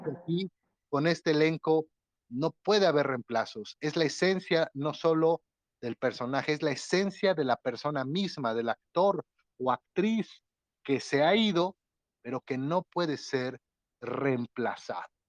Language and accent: Spanish; Atlixco, Puebla, Mexico; de aquí, de mi ciudad natal, Atlisco